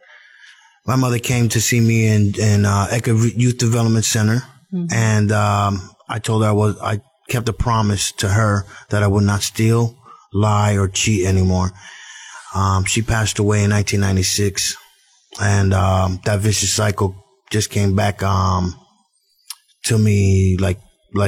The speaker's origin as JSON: {"language": "English", "region": "New Jersey", "country": "United States", "tie": "born or raised there", "moved": "yes", "lives_now": "Florida, United States", "said": "I was born and raised in Jersey"}